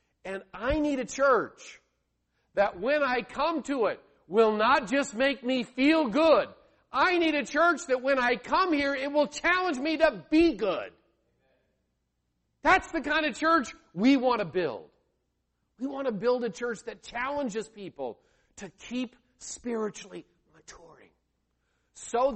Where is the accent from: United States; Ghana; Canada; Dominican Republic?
United States; Iowa; moved away; I grew up in Iowa, and I was surrounded by farmland